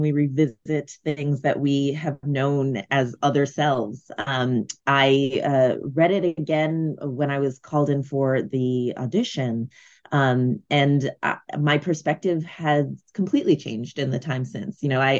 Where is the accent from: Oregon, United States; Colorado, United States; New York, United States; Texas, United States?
New York, United States; Brooklyn; I'm from Brooklyn, New York, and the characters live in Brooklyn.